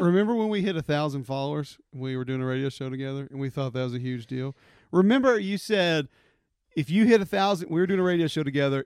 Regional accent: Homewood, Alabama, United States; I'm originally from Homewood. I grew up here, went to Homewood High School

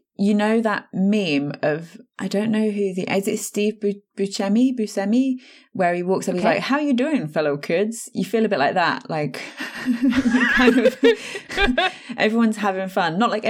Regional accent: East Midlands, United Kingdom; now in Buckinghamshire, United Kingdom; so like I live in Buckinghamshire, but I was born and I grew up in Northamptonshire, which isn't really known to begin with.

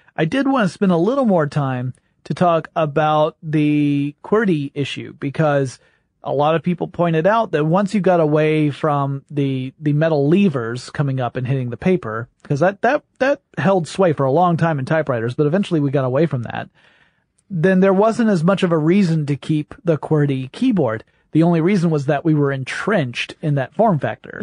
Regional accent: the South, United States; I'm from the South

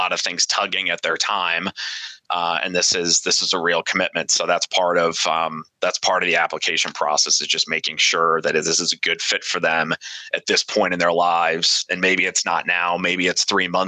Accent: Omaha, Nebraska, United States; I'm from Omaha, Nebraska

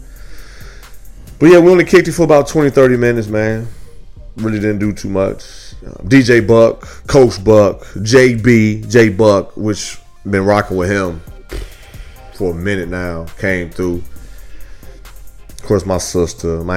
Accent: Midwest, United States; now in Houston, United States; I'm from the Midwest

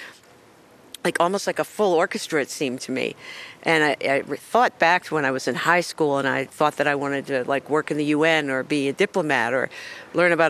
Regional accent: Baltimore, Maryland, United States; moved away; my hometown, Baltimore

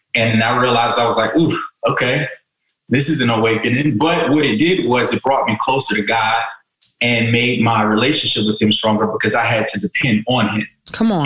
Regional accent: South Carolina, United States; moved away as an adult; also born or lived in California; I'm from South Carolina

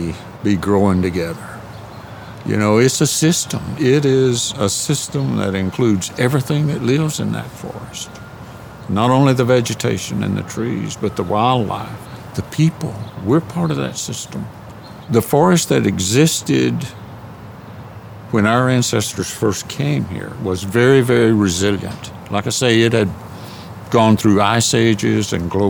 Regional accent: Southern Appalachians, North Carolina, United States; I grew up in the Southern Appalachians in North Carolina

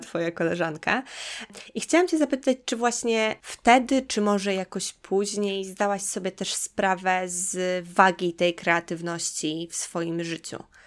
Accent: Białystok, Podlaskie Voivodeship, Poland; moved away; ja też pochodzę z Podlasia, pochodzę z, z mm, Białego Stoku

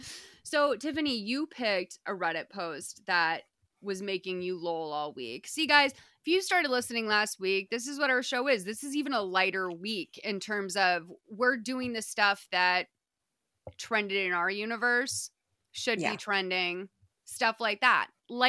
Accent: Massachusetts, United States; I'm from Massachusetts.

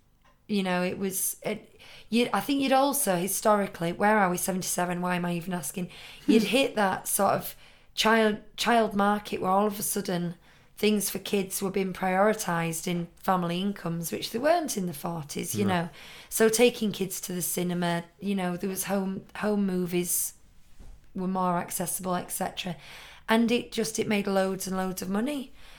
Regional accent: United Kingdom; As a British person, I'll never get over you pronouncing Bernard as Bernard.

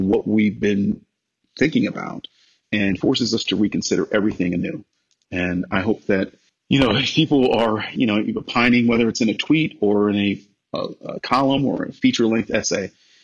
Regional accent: Cleveland, Ohio, United States; moved away as an adult; also born or lived in Los Angeles; I'm a kid from Cleveland

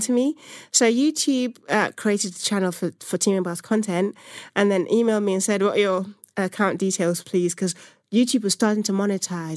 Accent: Nigeria; moved away; I'm from Nigeria originally

